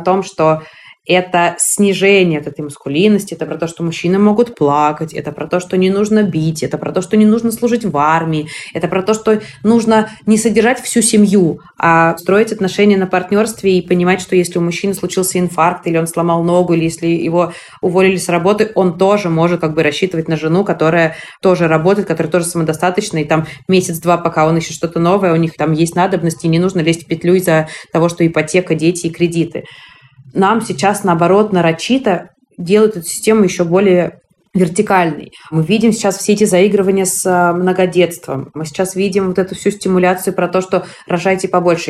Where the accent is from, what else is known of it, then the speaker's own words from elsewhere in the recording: Moscow, Russia; я родилась в Москве, прожив там всю свою жизнь